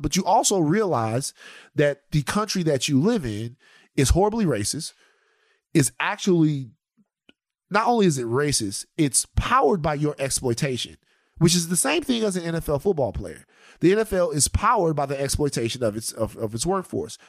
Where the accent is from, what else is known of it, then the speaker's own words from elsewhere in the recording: United States; We're American. Like, we're American